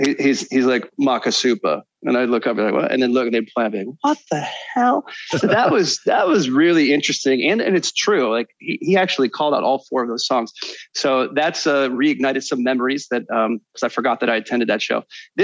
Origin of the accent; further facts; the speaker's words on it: Kalamazoo, Michigan, United States; growing up in Kalamazoo, I was older for my grade where I went to high school.